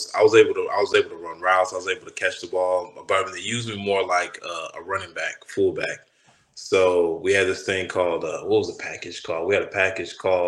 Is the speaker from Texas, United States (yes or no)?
yes; Austin, Texas, United States; also born or lived in Pflugerville, Texas / Louisiana / New York; So I was born in Austin. I was born in Austin, Texas. And I moved to Pflugerville when I was like, I don't know, like maybe 8 or 9 or something like that. Which is Pflugerville, just a suburb of Austin, like 10 minutes away, 10, 15 minutes away.